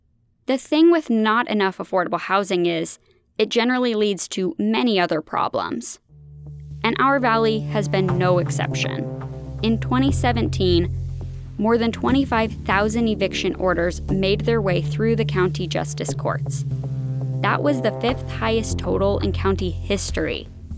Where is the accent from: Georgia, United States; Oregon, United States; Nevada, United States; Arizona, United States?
Arizona, United States; Phoenix; if you're like me and grew up here